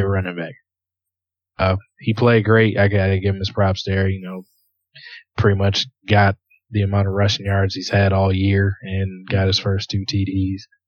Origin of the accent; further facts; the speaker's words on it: Michigan, United States; I'm from, I'm from Michigan